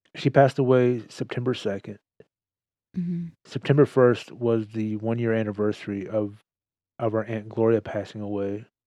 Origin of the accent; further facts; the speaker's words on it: Texas, United States; I'm proud to be a Texan